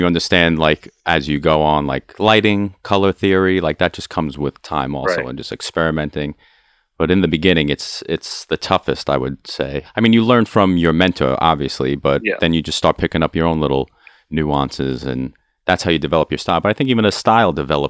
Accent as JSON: {"language": "English", "town": "Brooklyn", "region": "New York", "country": "United States", "said": "because like we're obviously from Brooklyn, we're from a city."}